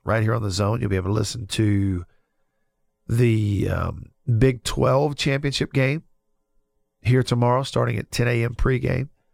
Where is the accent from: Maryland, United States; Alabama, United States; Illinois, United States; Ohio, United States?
Alabama, United States; Russellville; moved away; It's my hometown that I grew up in, Russellville, Alabama.